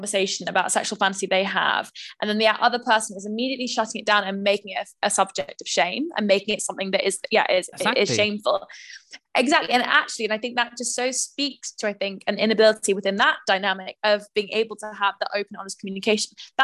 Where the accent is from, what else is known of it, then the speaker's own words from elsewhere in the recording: London, United Kingdom; also born or lived in Manchester; I grew up in London